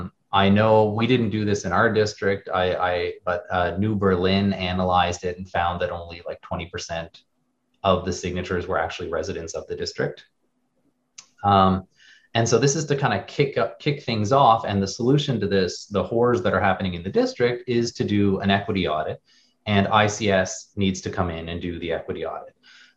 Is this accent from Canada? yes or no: yes; Canada; now in United States; So we immigrated recently, or 4 years ago, to Wisconsin. We're Canadian from France.